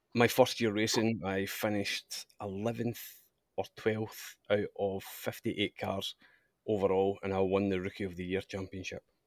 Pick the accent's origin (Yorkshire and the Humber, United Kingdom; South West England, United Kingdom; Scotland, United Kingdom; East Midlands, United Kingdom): Scotland, United Kingdom; moved away as an adult; now in Australia; obviously I'm Scottish, and, uh, my father raced in Scotland